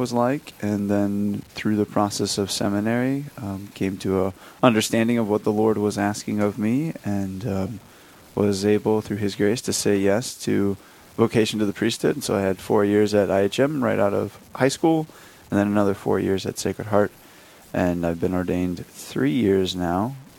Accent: Rochester, Minnesota, United States; I'm originally from Rochester, Minnesota. I went to Lourdes High School

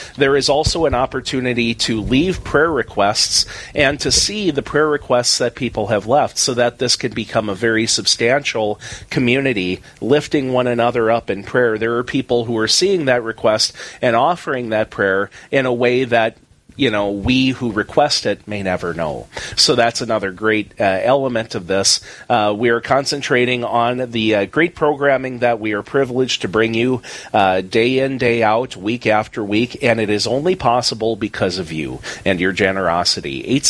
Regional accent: Napoleon, North Dakota, United States; moved away; my beloved hometown area, not only my hometown of Napoleon

